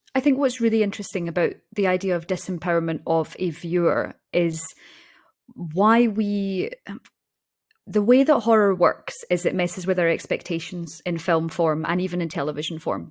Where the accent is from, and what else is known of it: Scotland, United Kingdom; born or raised there